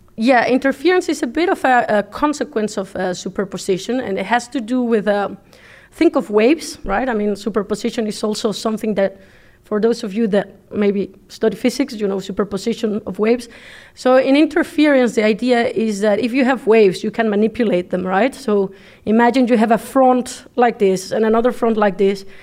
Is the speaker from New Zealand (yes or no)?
no; Mexico; English is a second language; moved away as an adult; now in Netherlands; I come from Mexico